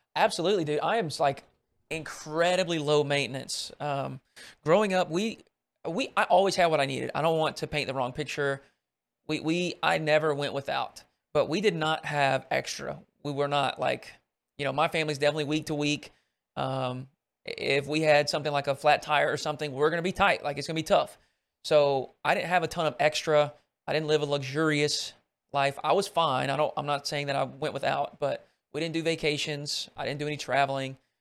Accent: Arkansas, United States; growing up in Arkansas

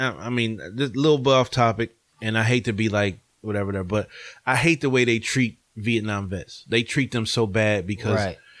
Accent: United States; I'm from America.

